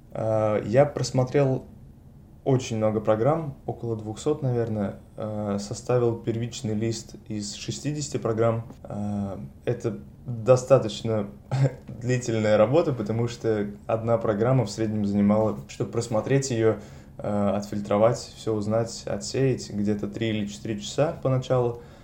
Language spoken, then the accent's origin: Russian; Saint Petersburg, Russia; moved away as an adult; now in Paris, France; я из Петербурга, родился и вырос в этом городе